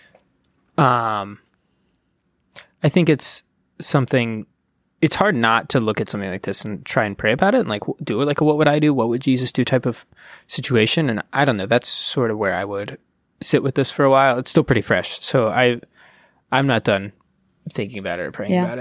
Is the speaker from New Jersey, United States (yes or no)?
no; Ohio, United States; moved away; I tend to go home on Memorial Day. I'm from Ohio.